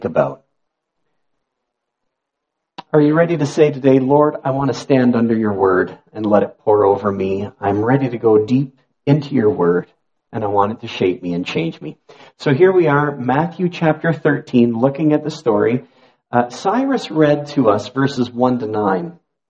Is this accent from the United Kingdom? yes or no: no; Niagara, Ontario, Canada; I grew up in Niagara